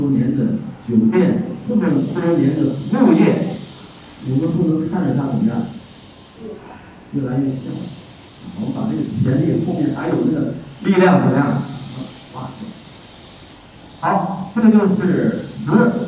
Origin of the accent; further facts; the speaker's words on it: China; 我也是华人的后代，我是中国人的后代，对不对？